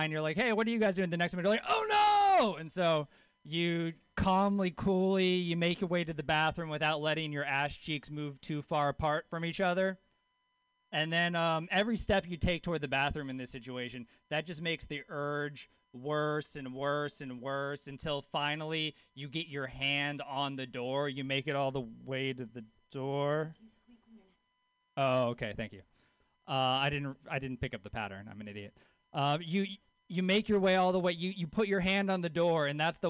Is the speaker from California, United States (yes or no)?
no; Louisiana, United States; I grew up in Louisiana. I grew up with a hippie mom in Louisiana